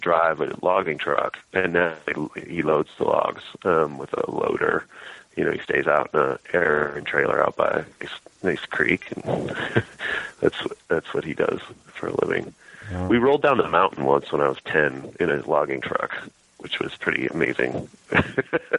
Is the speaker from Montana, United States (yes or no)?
yes; Western Montana, United States; moved away as an adult; also born or lived in Texas; I grew up in Western Montana.